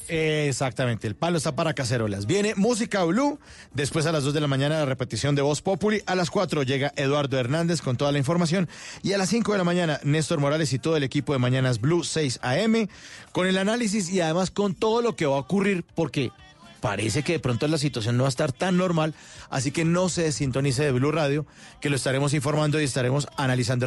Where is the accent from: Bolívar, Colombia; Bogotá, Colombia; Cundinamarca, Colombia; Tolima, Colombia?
Bogotá, Colombia; Los rolos, en eso somos medio hartos